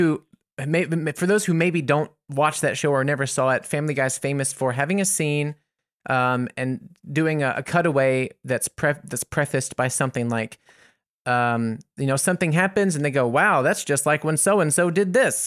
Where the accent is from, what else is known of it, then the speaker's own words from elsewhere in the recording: United States; as an American